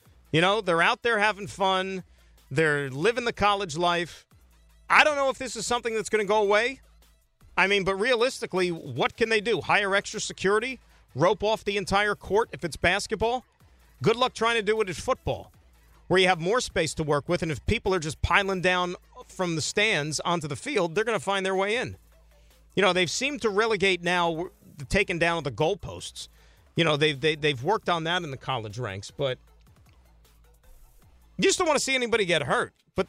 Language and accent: English; New Jersey, United States; being around the organization for the better part of my life, just growing up in Jersey